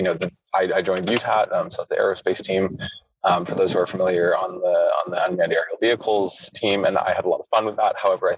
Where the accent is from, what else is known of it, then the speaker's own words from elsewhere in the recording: United States; first language English; also born or lived in United Kingdom; I grew up partly in the States and partly in the UK.